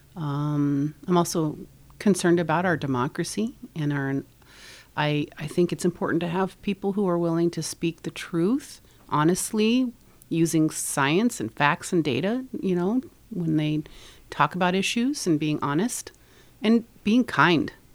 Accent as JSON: {"language": "English", "region": "Nebraska", "country": "United States", "tie": "born or raised there", "moved": "as an adult", "lives_now": "Northfield, United States", "said": "I grew up in Nebraska, and I met my husband in high school when we were 16 years old"}